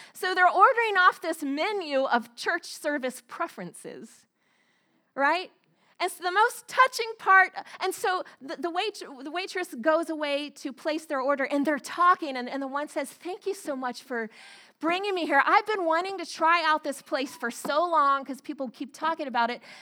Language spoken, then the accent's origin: English; the South, United States; moved away as an adult; I grew up in the South, in the Bible, Bible Belt